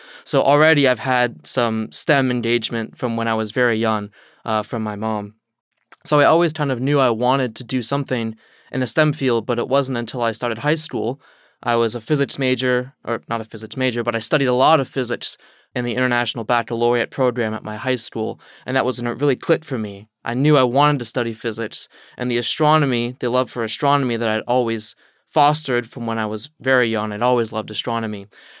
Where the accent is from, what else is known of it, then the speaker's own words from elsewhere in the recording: Chesapeake, Virginia, United States; So I'm from Southeast Virginia, from a little city called Chesapeake. I grew up with my mom.